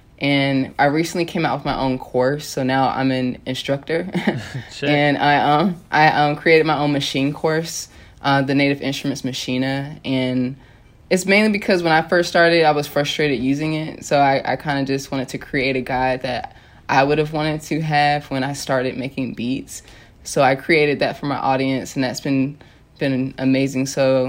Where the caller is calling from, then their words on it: Los Angeles, California, United States; Venice, Los Angeles, California.